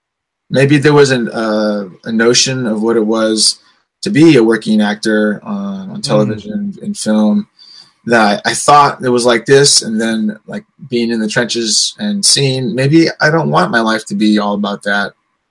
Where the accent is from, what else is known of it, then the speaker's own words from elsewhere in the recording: St. Louis, Missouri, United States; One of my favorite funny things, people, when people come to town, I'm from St. Louis.